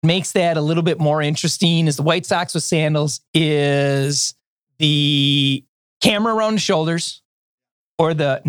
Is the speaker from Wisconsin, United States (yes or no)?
yes; Milwaukee, Wisconsin, United States; I told him we're from Milwaukee.